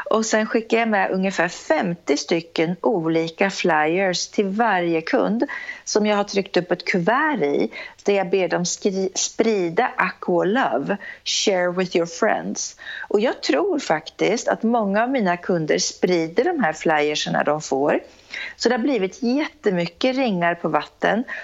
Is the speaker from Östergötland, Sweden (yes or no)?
yes; Norrköping, Östergötland, Sweden; Jag är en tjej från Norrköping, entreprenör som sagt